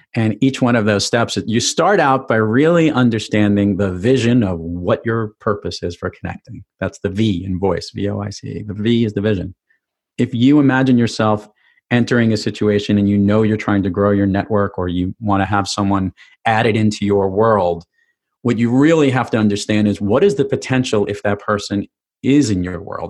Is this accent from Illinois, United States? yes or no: no; New York City, New York, United States; growing up in New York City